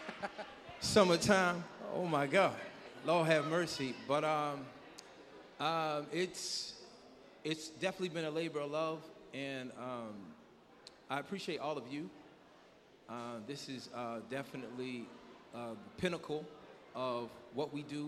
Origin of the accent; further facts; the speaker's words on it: New York, United States; now in Hampton Roads, United States; I'm not even from Hampton Roads, I'm from New York